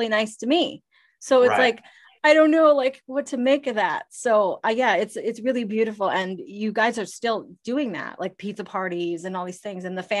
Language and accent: English; Ottawa, Ontario, Canada; moved away as an adult; also born or lived in Toronto; now in Los Angeles, United States; I'm from Ottawa